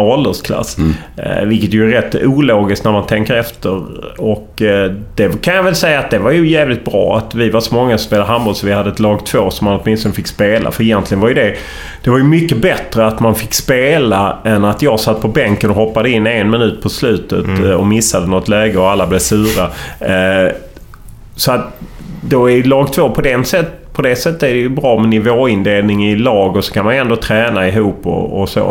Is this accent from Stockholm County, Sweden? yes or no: no; Lund, Skåne, Sweden; accent: Skåne dialect; also born or lived in Gothenburg; jag är uppvuxen i Lund. Jag har faktiskt aldrig bott i Landskrona